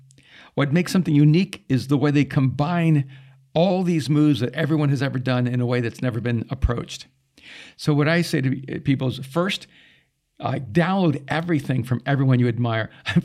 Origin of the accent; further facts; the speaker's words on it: United Kingdom; realized without even knowing it, I'm up there, you know, being British.